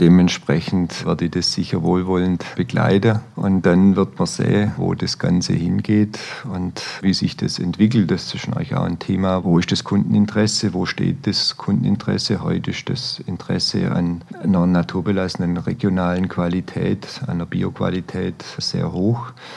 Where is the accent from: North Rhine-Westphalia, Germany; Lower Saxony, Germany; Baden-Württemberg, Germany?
Baden-Württemberg, Germany; Stuttgart; moved away as an adult; now in Allgäu, Germany; als Stuttgarter